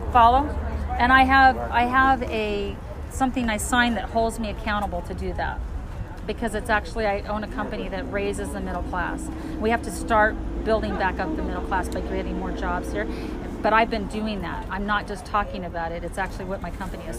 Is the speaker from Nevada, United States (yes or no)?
yes; Las Vegas, Nevada, United States; moved away as an adult; also born or lived in Reno, Nevada / Lake Tahoe; I'm from Las Vegas, born and raised. Yeah, I'm four generations that lived here.